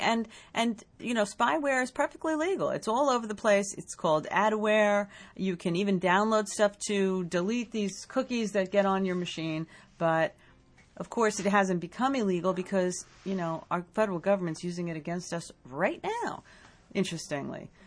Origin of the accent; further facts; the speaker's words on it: United States